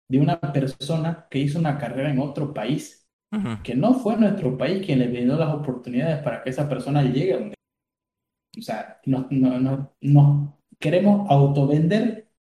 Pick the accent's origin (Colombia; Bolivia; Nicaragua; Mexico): Bolivia; Sí, yo creo que como, bolivianos somos muy, muy carentes